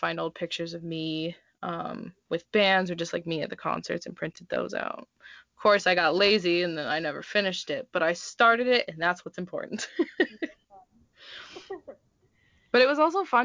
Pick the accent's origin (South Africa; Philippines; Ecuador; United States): United States; Minnesota; now in Tucson, United States; I'm originally from Minnesota, the coldest place on earth